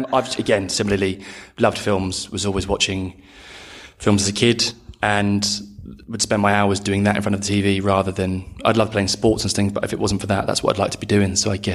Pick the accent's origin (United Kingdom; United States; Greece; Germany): United Kingdom; Bromley, Croydon, London; basically from Bromley, Croydon.